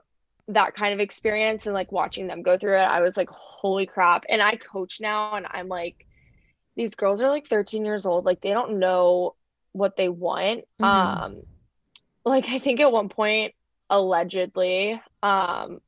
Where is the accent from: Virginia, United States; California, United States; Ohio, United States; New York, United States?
Virginia, United States; Northern; I grew up in Northern Virginia on the like Virginia side of DC.